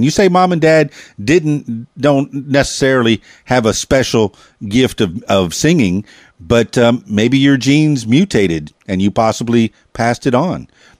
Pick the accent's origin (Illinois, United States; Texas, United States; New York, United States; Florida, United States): Florida, United States; Miami; I'm transplanted from Miami, South Florida myself.